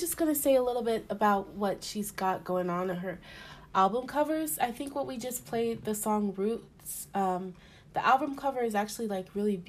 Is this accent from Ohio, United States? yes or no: no; Oakland, California, United States; Because I'm also from Oakland.